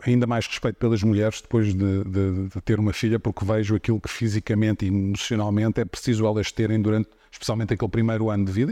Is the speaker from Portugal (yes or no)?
yes; Portugal; como português